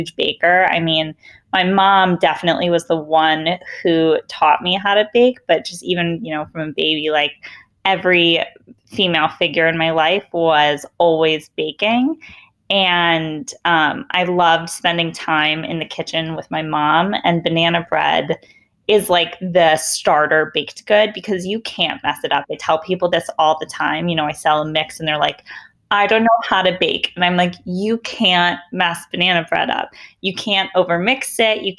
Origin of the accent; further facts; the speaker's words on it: Bloomfield Hills, Michigan, United States; I grew up in Bloomfield Hills, Michigan